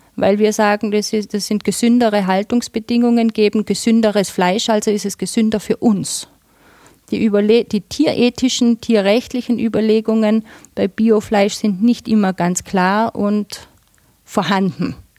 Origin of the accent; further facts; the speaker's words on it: Tyrol, Austria; bei uns in Tirol